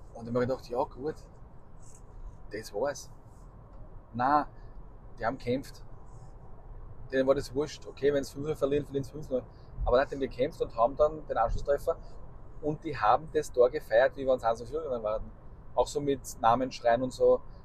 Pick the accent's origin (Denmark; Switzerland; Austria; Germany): Austria; bei uns in Österreich